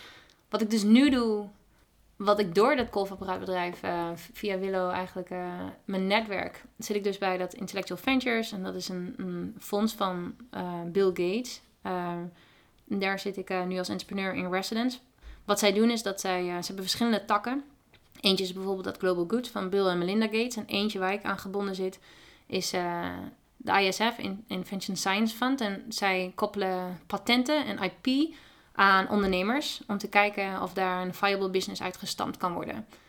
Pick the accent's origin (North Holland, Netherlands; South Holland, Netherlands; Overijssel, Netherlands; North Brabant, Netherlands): Overijssel, Netherlands; Twente; moved away as an adult; now in San Francisco, United States; Ik kom zelf uit Twente